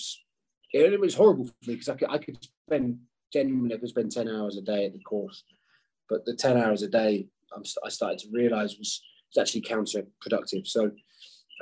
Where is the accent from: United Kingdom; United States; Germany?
United Kingdom; being British